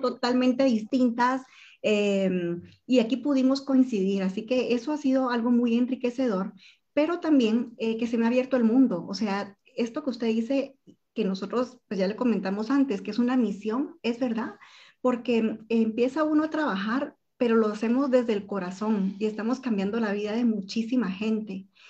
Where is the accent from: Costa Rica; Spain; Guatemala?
Guatemala; los guatemaltecos que llegamos